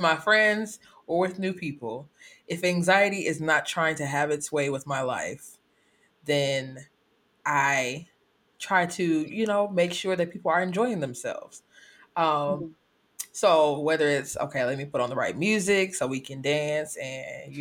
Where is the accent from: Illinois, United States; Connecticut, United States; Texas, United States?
Illinois, United States; Chicago; I'm from Illinois. Originally from the Chicagoland area, but currently reside further south.